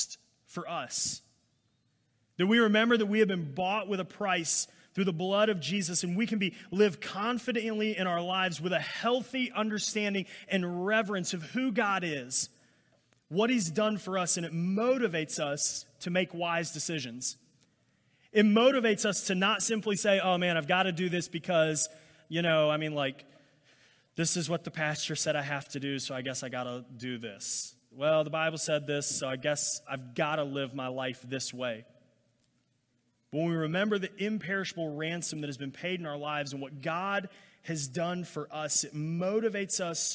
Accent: Alabama, United States; I grew up in Alabama

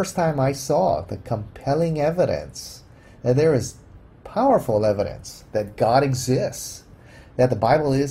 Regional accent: Hawaii, United States; I grew up in the Buddhist culture, and here in Hawaii, it's pretty eclectic.

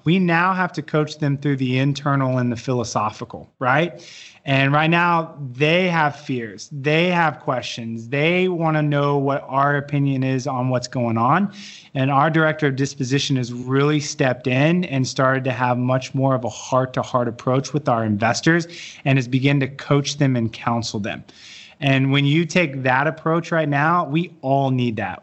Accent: Dallas, Texas, United States; I'm from Dallas

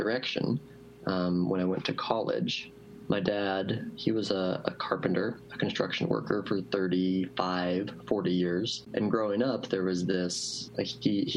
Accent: Reno, Nevada, United States; also born or lived in Southern California / San Francisco / Seattle; I grew up here in Reno, south of Reno in Washoe Valley

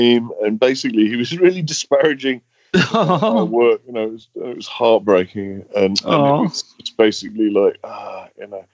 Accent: Derby, East Midlands, United Kingdom; in Derby Museum, my hometown

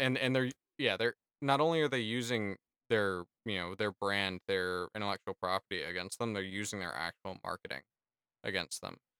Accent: United States; as an American

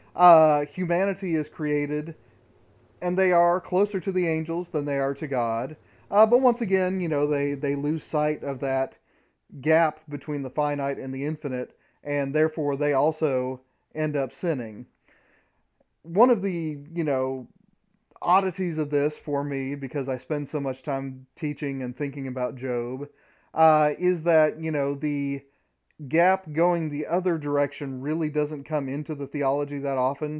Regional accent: Midwest, United States; I grew up in the Midwest in the nineteen eighties

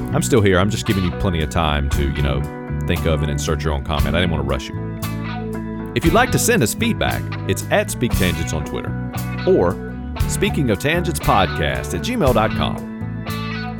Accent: Virginia, United States; I was born in Virginia

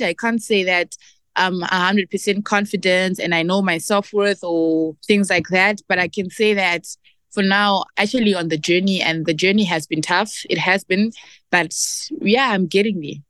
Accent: Zimbabwe; we, Zimbabwean women

